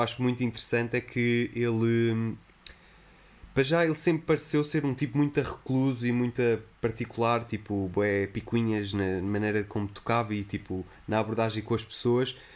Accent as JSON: {"language": "Portuguese", "region": "Lisbon", "country": "Portugal", "tie": "born or raised there", "said": "eu sou de Benfica e eh, cresci em Benfica, passei a minha infância em Benfica"}